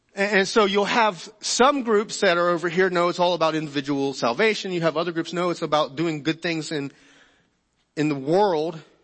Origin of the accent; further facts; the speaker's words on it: United States; being American